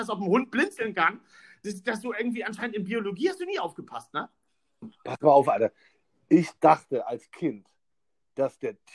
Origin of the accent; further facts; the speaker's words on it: Berlin, Germany; keine Ahnung, bin ich Berliner, zu irgendeinem äh, Spielplatz oder was.